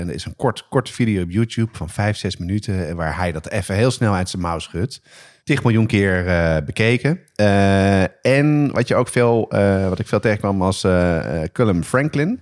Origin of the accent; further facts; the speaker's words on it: Amsterdam, North Holland, Netherlands; ik ben opgegroeid op de Nieuwmarkt